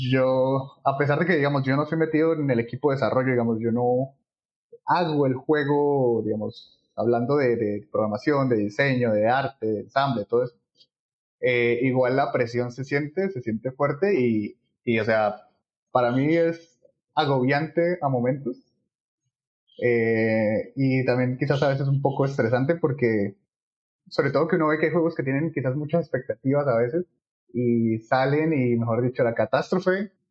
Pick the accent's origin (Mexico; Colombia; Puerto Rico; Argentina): Colombia; Bucaramanga, Santander; also born or lived in Cali / Palmira; yo soy del Valle del Cauca, eh, yo nací en el Hospital Universitario de Cali, pero mi familia vive en Palmira, también por el trabajo de mis padres. Pero pues he vivido casi que toda la vida en Bucaram